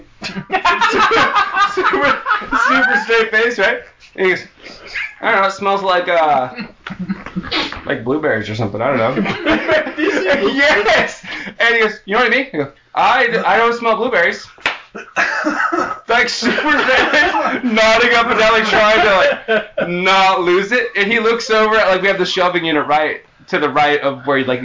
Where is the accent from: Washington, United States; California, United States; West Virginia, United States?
California, United States; moved away as an adult; now in Oklahoma, United States; I'm from California